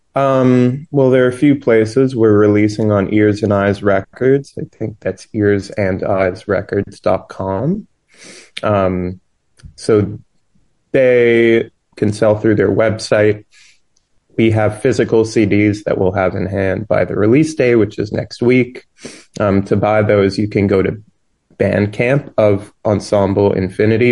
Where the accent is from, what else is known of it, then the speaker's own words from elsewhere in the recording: New York, United States; I grew up in New York, and there's this festival here each year called Winter Jazz Fest